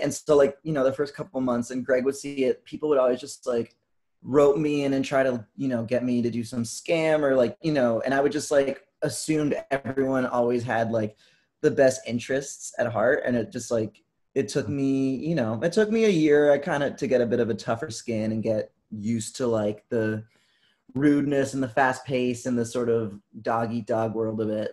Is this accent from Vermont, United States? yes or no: yes; Vermont, United States; I'm from Vermont.